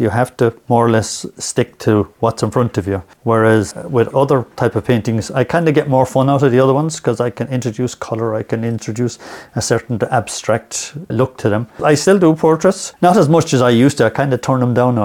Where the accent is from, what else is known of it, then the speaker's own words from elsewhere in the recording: Limerick, Munster, Ireland; moved away as an adult; now in Ennis, Ireland; I'm originally from Limerick